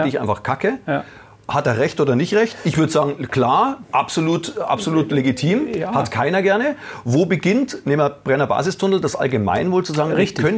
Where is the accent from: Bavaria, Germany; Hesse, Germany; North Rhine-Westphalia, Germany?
Bavaria, Germany; Munich; Ich meine, als Münchner bist du natürlich mit den Münchner Vereinen